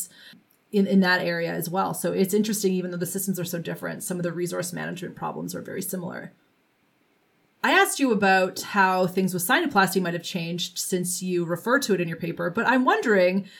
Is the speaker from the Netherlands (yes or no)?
no; Canada; as a Canadian